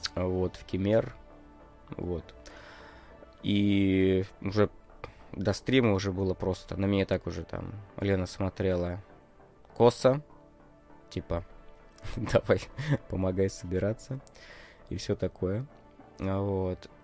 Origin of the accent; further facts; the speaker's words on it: Russia; я из России